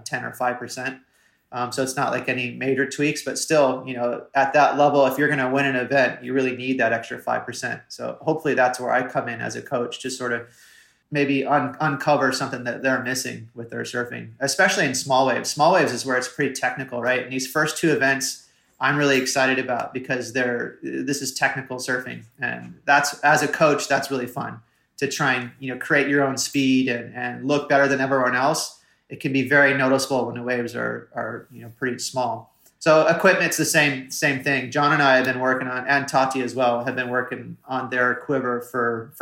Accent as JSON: {"language": "English", "town": "Haleiwa", "region": "Hawaii", "country": "United States", "tie": "born or raised there", "also_born_or_lived": "Toledo, Ohio", "said": "growing up in Hawaii, you're used to a lot of power."}